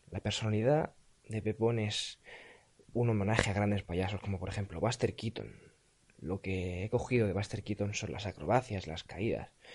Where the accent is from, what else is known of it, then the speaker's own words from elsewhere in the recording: Barcelona, Catalonia, Spain; Tengo 15 años. Soy de Barcelona